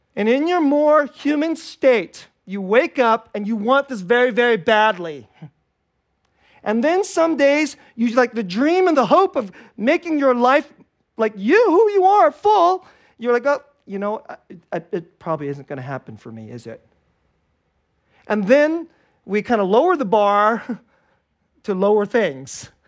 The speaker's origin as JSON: {"language": "English", "area": "Bay Area", "region": "California", "country": "United States", "tie": "born or raised there", "also_born_or_lived": "Korea / Richmond, California / Hayward, California", "second_language": "English", "said": "I was born in Korea, and my parents, you know, you know, we immigrated to the United States when I was five years old. I'm a Bay Area kid"}